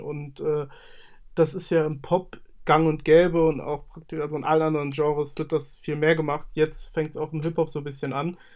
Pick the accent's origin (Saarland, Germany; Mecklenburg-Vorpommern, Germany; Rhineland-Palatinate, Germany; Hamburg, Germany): Saarland, Germany; Ich komme aus dem Saarland und bin 27 Jahre alt.